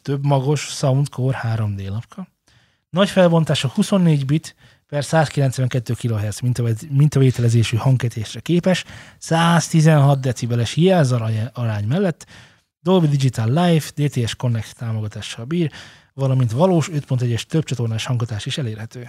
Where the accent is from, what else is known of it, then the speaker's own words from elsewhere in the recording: Hungary; magyarok vagyunk